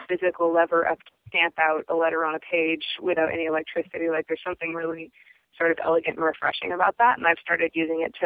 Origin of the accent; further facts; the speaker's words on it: Puget Sound, outside Seattle, Washington, United States; moved away as an adult; also born or lived in California / Anchorage, Alaska; now in Juneau, United States; I grew up in Puget Sound, about an hour outside of Seattle.